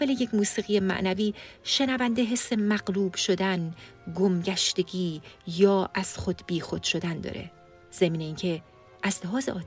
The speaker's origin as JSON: {"language": "Persian", "country": "Iran", "tie": "born or raised there", "first_language": "Persian", "said": "ما فارسی زبونای مسلمون که توی ایران بزرگ شدیم"}